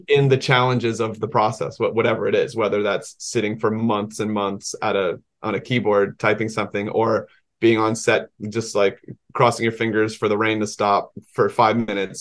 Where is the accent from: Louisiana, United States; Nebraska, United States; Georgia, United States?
Georgia, United States; the public library in this town I grew up in Georgia